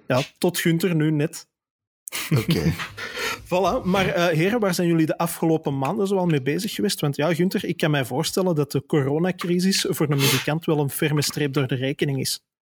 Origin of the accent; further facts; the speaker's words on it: Antwerp, Flanders, Belgium; accent: Antwerpse tongval; heb ik een niet te verbergen Antwerpse tongval